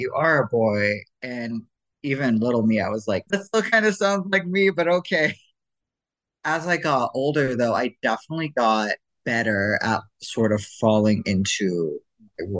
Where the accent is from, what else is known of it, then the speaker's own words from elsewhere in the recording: Ohio, United States; moved away as an adult; also born or lived in Idaho; I grew up Mormon, and I grew up in Ohio